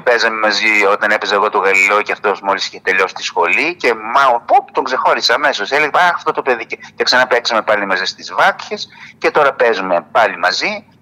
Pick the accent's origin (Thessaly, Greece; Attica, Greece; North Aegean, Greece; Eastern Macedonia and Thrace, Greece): Eastern Macedonia and Thrace, Greece; Didymoteicho; το δημότυχο είναι η πατρίδα μου. Εκεί δηλαδή η γιαγιά μου που σου είπα που ήρθε πρόσφυγας εγκαταστάθηκε στο διδημότυχο. Και εκεί γεννήθηκα κι εγώ